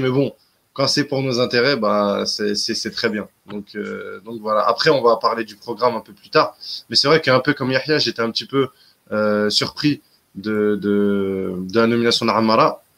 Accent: Constantine, Constantine Province, Algeria; now in Europe; chez moi à Constantine

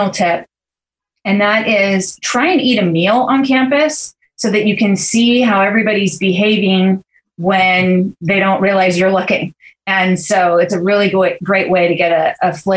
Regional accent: Santa Barbara, California, United States; the Scholarship Foundation of Santa Barbara in my hometown here

